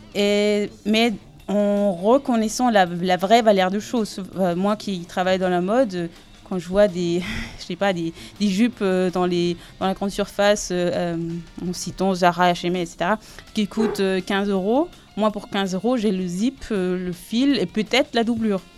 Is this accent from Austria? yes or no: yes; Salzburg, Austria; French is a second language; moved away as an adult; also born or lived in Aube, France; now in France; Je viens de, de Salzbourg.